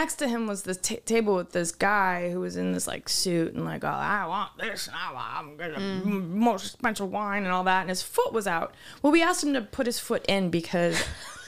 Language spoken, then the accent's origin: English; Wisconsin, United States; I'm from Wisconsin.